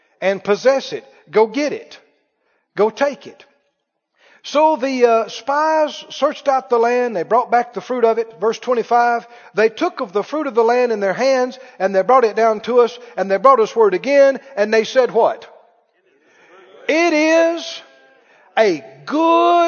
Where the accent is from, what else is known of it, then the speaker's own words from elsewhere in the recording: the South, United States; I grew up in the South